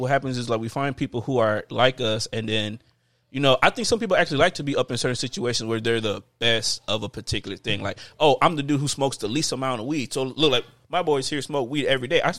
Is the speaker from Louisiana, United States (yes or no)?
yes; New Orleans, Louisiana, United States; I'm from New Orleans, baby. Like, that's what we do.